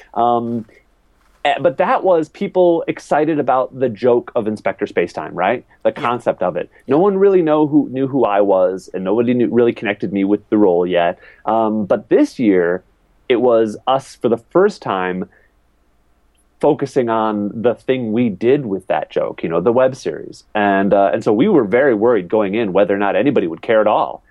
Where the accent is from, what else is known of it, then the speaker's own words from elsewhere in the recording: Wisconsin, United States; moved away as an adult; also born or lived in Minneapolis; I'm from Wisconsin